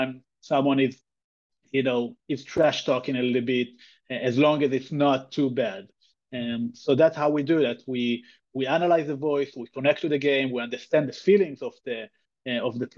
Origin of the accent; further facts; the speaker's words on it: Israel; also born or lived in New York City area; now in New York, United States; I'm originally from Israel, but currently in the New York City area.